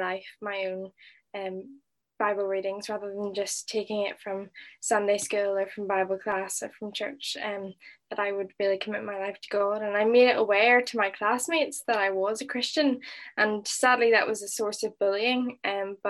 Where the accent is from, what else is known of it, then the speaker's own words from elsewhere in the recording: Northern Ireland, United Kingdom; moved away as an adult; now in Liverpool, United Kingdom; I'm originally from Northern Ireland, as you can hear.